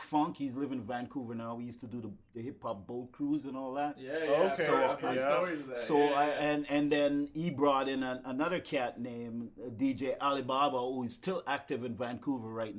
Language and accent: English; Jamaica; now in Winnipeg, Canada; I was born in Jamaica. I grew up, you know, around the sound system and stuff like